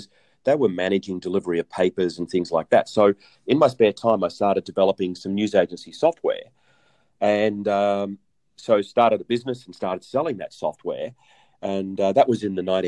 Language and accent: English; Australia; I'm Australian